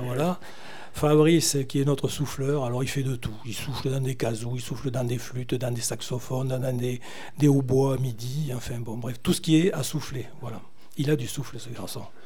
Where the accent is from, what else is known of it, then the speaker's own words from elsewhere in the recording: Brittany, France; moi je suis breton